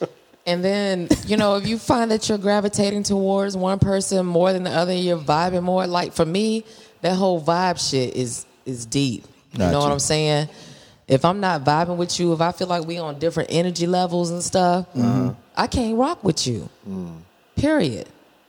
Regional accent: Valdosta, Georgia, United States; I came from Valdosta, Georgia. That's where my grandmother, her roots are. And so every summer, every holiday, like Christmas and Easter break and stuff, we were in Valdosta.

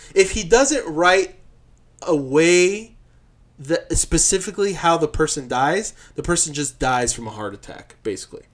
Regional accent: Uruguay; moved away; I was from Uruguay

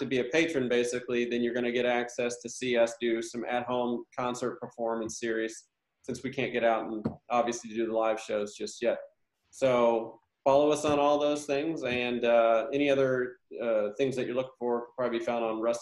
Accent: United States; now in Nashville, United States; growing up in Shelby County, we grew up going to the theater there

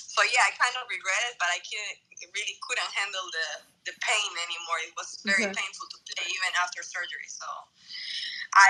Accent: Santa Cruz de la Sierra, Santa Cruz, Bolivia; I'm from Bolivia, from Santa Cruz

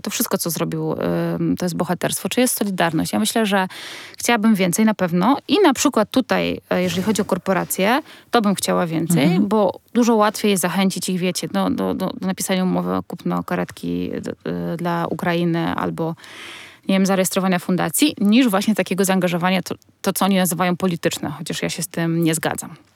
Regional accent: Warsaw, Masovian Voivodeship, Poland; jestem, wiecie, z Warszawy

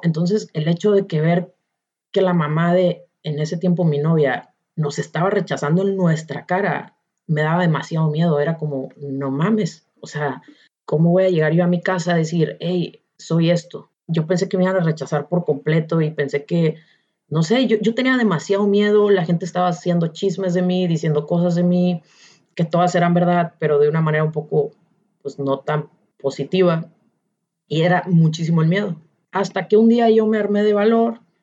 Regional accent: Ciudad Obregón, Sonora, Mexico; moved away; also born or lived in León, Guanajuato; no fue hasta que salí de Obregón, que me fui a vivir a León

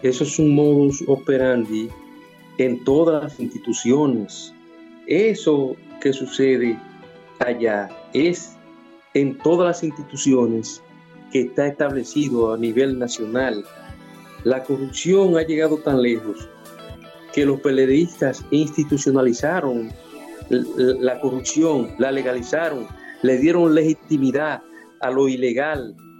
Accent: Dajabón, Dominican Republic; moved away; Yo me voy a ir con mi familia otra vez para donde yo nací, para donde yo me crié

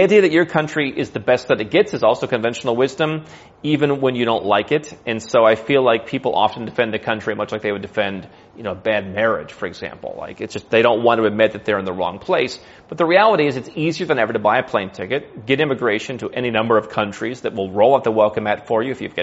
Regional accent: United States; moved away as an adult; I grew up in the United States

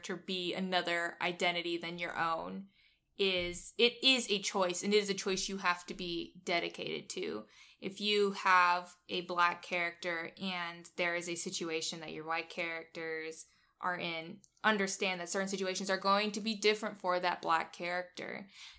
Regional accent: Georgia, United States; We're from Georgia

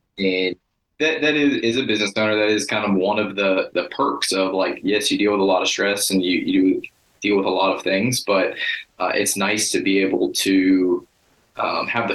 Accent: Fort Myers, Florida, United States; my hometown's Fort Myers, born and raised. So I got a lot of history here

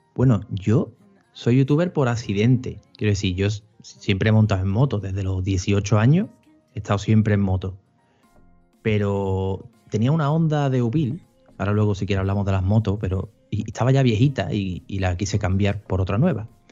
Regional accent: Seville, Andalusia, Spain; yo soy nacido en Sevilla, criado en Sevilla y residente en Sevilla

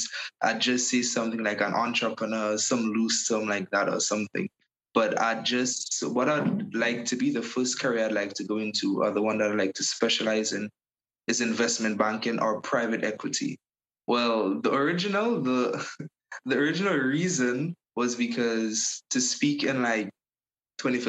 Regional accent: Paradise, Saint Andrew, Grenada; I'm from Paradise, St. Andrews.

